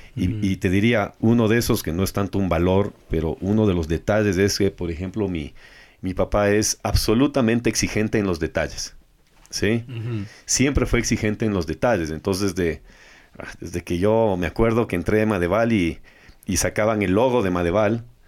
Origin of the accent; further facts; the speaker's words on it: Ecuador; como ecuatorianos